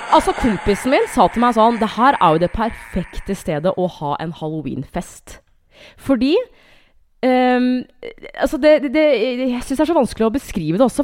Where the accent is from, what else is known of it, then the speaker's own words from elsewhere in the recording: Hamar, Innlandet, Norway; jeg er fra Hamar